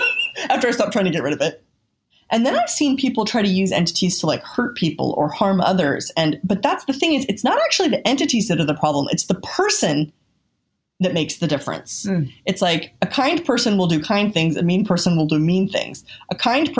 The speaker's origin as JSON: {"language": "English", "region": "California", "country": "United States", "said": "I'm from California, and I wasn't raised with religion"}